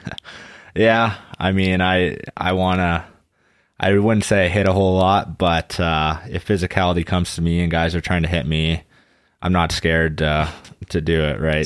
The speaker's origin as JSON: {"language": "English", "town": "Kamloops", "region": "British Columbia", "country": "Canada", "tie": "born or raised there", "moved": "as an adult", "lives_now": "Weiden, Germany", "said": "in my hometown, that's just another community still in Kamloops."}